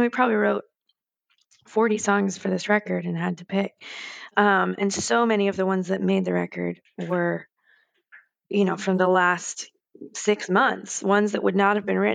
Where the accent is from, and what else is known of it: New Jersey, United States; born or raised there; also born or lived in Manhattan, New York; now in Nashville, United States